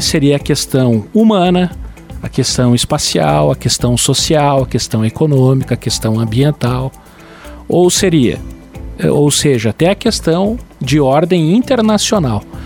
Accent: Lages, Santa Catarina, Brazil; meu orgulho de ser lagiano, sou nasci em Lages

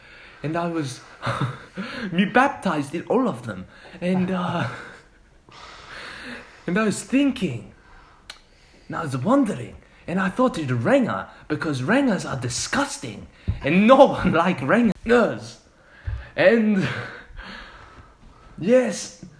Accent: Mexico; No, no, I'm from Mexico, half Italian.

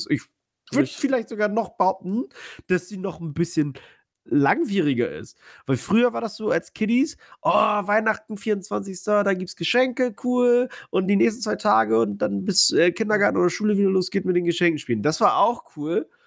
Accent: Poland; moved away; Ich äh, bin aus Polen.

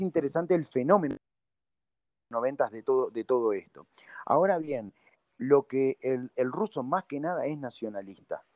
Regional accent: Uruguay; yo digo que soy de Uruguay

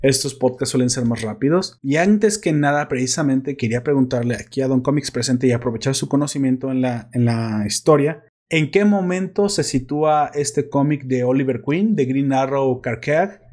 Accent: Mexico; also born or lived in Guadalajara, Jalisco; sé cómo hablan los españoles y sé cómo hablamos los mexicanos

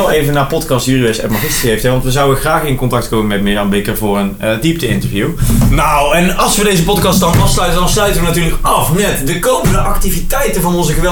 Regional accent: Geldrop, North Brabant, Netherlands; Ik kom uit Gelderop.

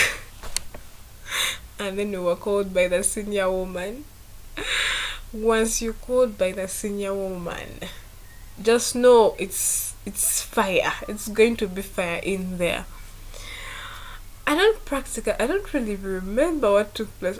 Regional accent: Masaka, Central Region, Uganda; I grew up from Masaka

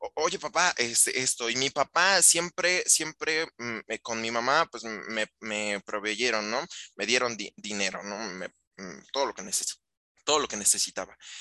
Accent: Mexico

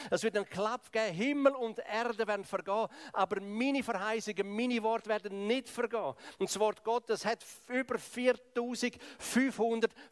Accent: Graubünden, Switzerland; Ich komme ja aus dem Kanton Graubünden, ich komme aus dem Balkan von Schweiz, eigentlich aus dem Osten, aus dem Ostblock von Schweiz.

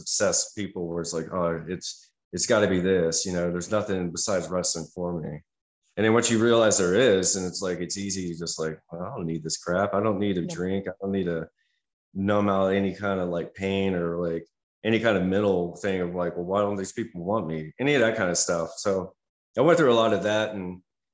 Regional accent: United States; being an American

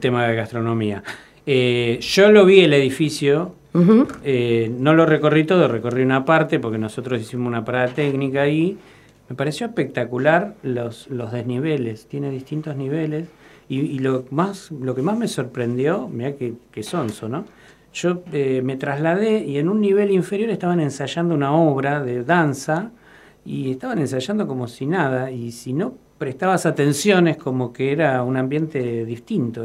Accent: Buenos Aires, Argentina; soy porteño

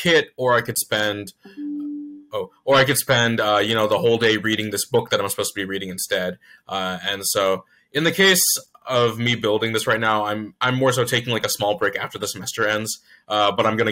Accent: Virginia Beach, Virginia, United States; also born or lived in Chesapeake, Virginia; I was born in Chesapeake, but I've been raised and grew up in Virginia Beach

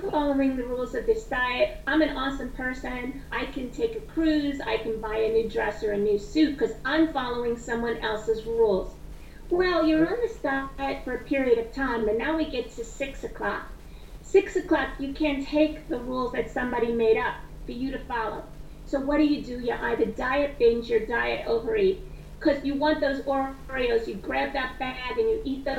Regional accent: New York City, New York, United States; I grew up in Brooklyn, New York.

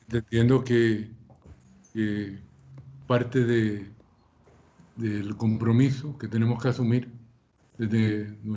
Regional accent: Carolina, Puerto Rico; born or raised there; moved away as an adult; also born or lived in United States / Costa Rica / Mexico / El Salvador; now in Guatemala City, Guatemala

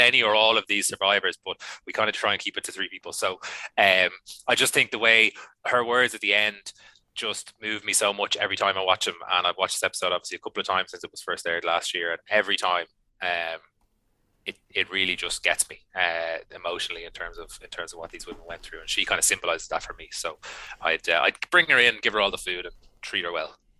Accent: Ireland; I love being Irish

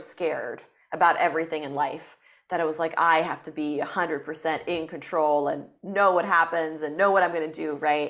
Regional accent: France; moved away as an adult; also born or lived in China / United States; now in Los Angeles, United States; I grew up in France

